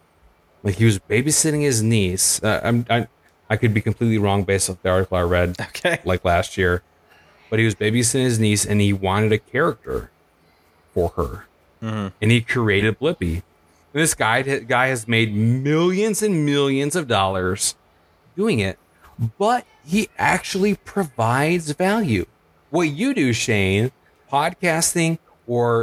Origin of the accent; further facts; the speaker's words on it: Michigan, United States; growing up in Michigan